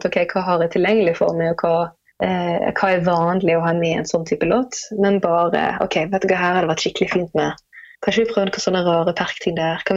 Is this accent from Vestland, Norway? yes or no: yes; Bergen, Vestland, Norway; Det er der jeg kommer fra, selv om dialekten min den, den fyker jo alle veier. Jeg har ingen fast dialekt lenger.